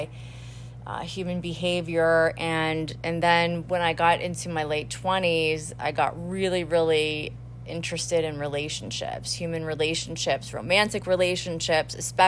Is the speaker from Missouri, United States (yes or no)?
no; Pittsburgh, Pennsylvania, United States; moved away as an adult; also born or lived in Miami, Florida; now in Aventura, United States; I'm originally from the Squirrel Hill section of Pittsburgh